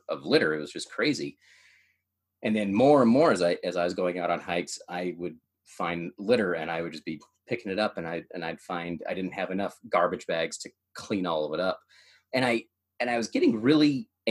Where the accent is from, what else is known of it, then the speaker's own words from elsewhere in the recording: United States; also born or lived in Idaho, United States / Oregon, United States; now in Utah, United States; I grew up in Idaho, grew up in Oregon